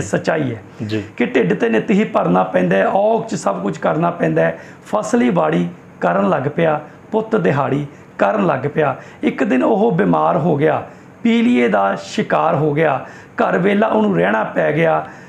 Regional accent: Bareta, Punjab, India; ਅਸੀਂ ਬੇਸਿਕਲੀ ਬਰੇਟੇ ਦੇ ਰਹਿਣ ਵਾਲੇ ਆ

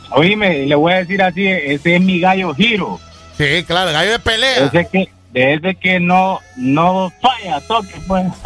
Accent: La Lima, Cortés, Honduras; en la Lima, o en mi ciudad natal. En la Lima.

